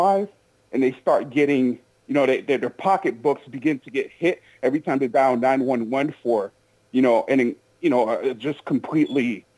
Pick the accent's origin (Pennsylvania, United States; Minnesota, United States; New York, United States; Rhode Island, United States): Minnesota, United States; Minneapolis; I'm from Minneapolis, so I've been there.